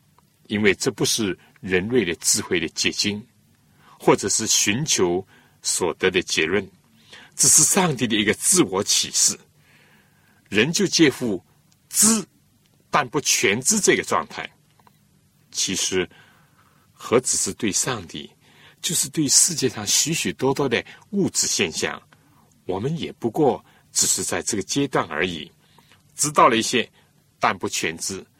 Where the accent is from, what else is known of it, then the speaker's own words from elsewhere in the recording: China; 我们中国人谈到宗教，都是。比较实用的